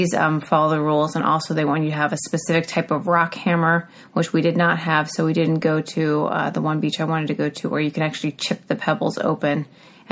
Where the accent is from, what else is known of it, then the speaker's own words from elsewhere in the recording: Northeast, United States; we're from the Northeast, where we have smaller than average roads